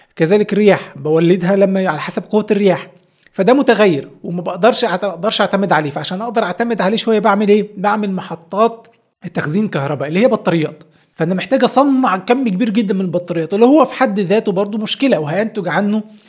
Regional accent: Egypt; احنا عندنا في مصر

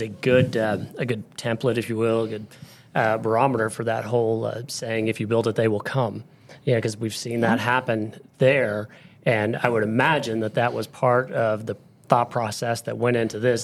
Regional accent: Tulsa, Oklahoma, United States; moved away as an adult; now in Broken Arrow, United States; I grew up in Tulsa, didn't move to Broken Arrow until much later in life

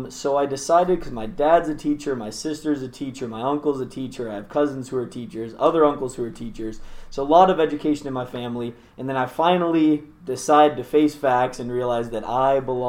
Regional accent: Tacoma, Washington, United States; I grew up in Tacoma, still live there actually

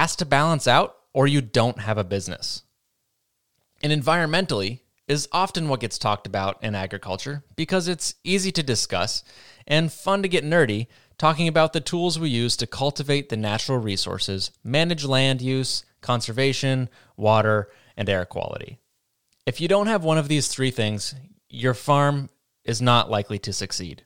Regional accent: Vermont, United States; I'm from Vermont, and the Northeast is made up of mostly small farms

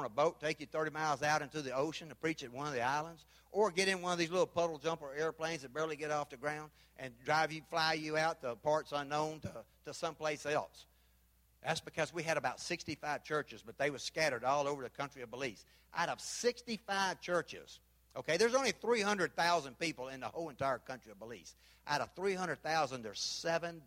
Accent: Memphis, Tennessee, United States; moved away; also born or lived in Panama; I'm from Memphis

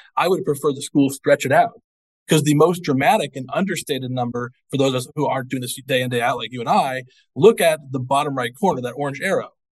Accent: Missouri, United States; now in Georgia, United States; I'm not from here originally. I'm from I'm from Missouri

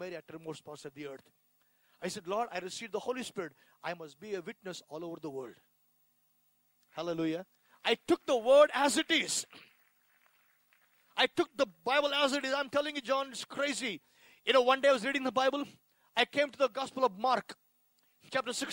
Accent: India; born or raised there

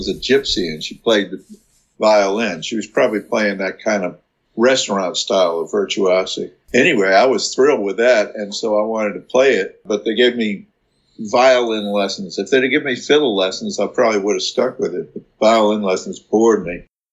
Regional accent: Richmond, Virginia, United States; growing up in Richmond

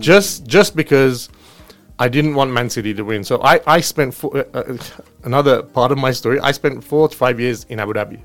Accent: London, United Kingdom; I was brought up in London. Okay. I grew up very close to Crystal Palace

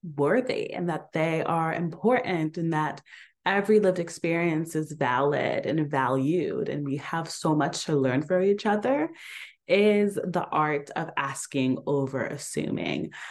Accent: Atlanta, Georgia, United States; moved away; growing up in Atlanta

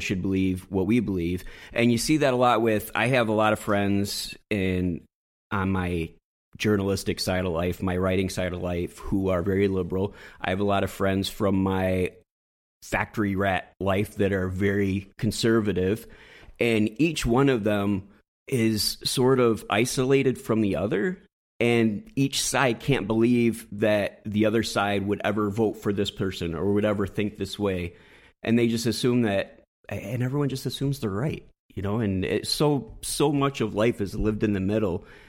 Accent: West Michigan, United States; moved away as an adult; also born or lived in Southern California; I grew up in West Michigan, and I hung out in West Michigan

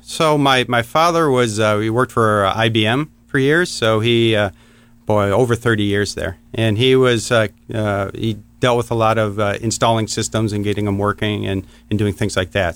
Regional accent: Warren, Michigan, United States; I grew up in Michigan, a town called Warren. It's uh, just north of Detroit.

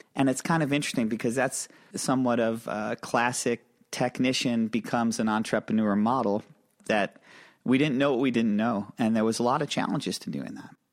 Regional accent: upstate New York, United States; we're both from small towns. I'm from a small town in upstate New York

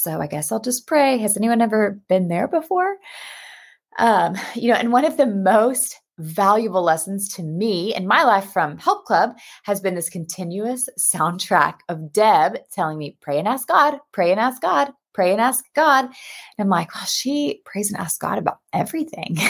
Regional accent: United States; moved away as an adult; also born or lived in Texas; now in Cape Town, South Africa; you can hear by my accent, though, I'm American

